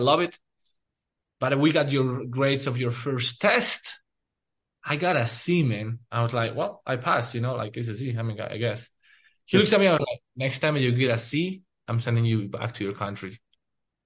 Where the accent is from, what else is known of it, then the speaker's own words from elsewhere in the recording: Spain; now in United States; when I grew up in Spain